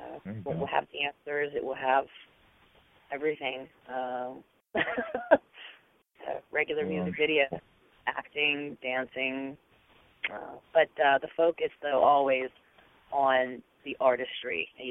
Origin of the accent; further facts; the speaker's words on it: Pittsburgh, Pennsylvania, United States; I grew up in Pittsburgh, but I've worked her whole life in L.A. and New York